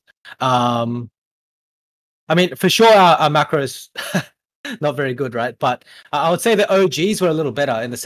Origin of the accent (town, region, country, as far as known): Australia; born or raised there; also born or lived in Korea